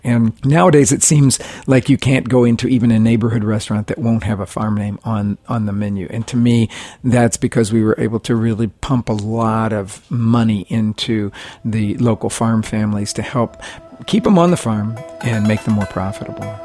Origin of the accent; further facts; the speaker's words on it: Oklahoma, United States; I grew up in Oklahoma, which is all about sports